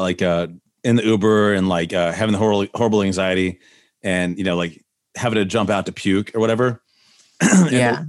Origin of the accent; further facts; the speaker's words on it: Nashville, Tennessee, United States; also born or lived in Tucson, Arizona; I grew up here in Nashville.